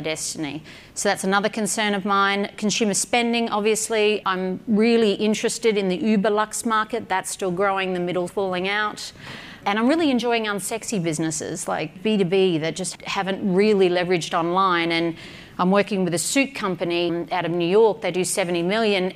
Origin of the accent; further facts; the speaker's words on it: Australia; I'm an Aussie